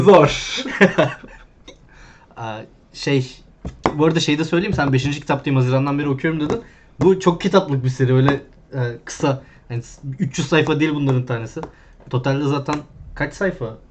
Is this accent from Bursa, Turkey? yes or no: yes; Bursa, Turkey; ben Bursa'daydım